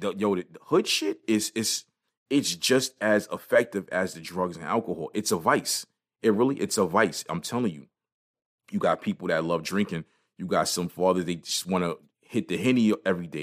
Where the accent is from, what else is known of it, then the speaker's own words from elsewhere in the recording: New York City, New York, United States; when I was growing up in Brooklyn